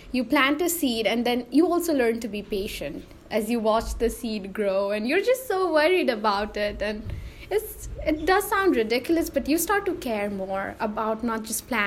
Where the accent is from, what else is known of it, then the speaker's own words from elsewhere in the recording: Nepal; now in Goshen, United States; I'm actually from Nepal, but I'm here in Goshen, Indiana to study environmental science.